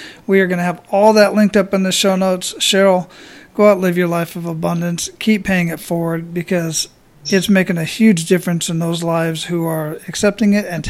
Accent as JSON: {"language": "English", "town": "Phoenix", "region": "Arizona", "country": "United States", "tie": "born or raised there", "said": "I was born and raised in Phoenix, Arizona, and I've been to 23 countries on 5 continents."}